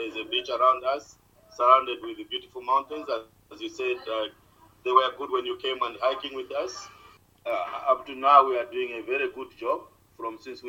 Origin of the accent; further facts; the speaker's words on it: Malawi; moved away as an adult; also born or lived in Pretoria, South Africa; now in Cape Town, South Africa; from Malawi. I'm 35 years old. I was born in Malawi and grew up there.